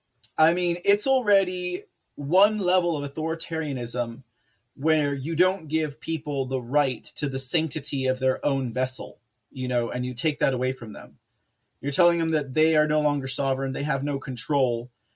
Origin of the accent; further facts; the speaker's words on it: San Antonio, Texas, United States; this will not happen in Texas. There's no way that something like this will happen in my home state